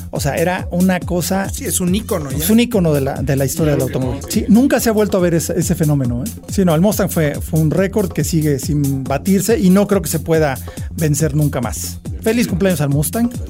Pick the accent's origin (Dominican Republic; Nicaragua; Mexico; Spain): Mexico; que como mexicano creo que es interesante y es bueno que lo mencionemos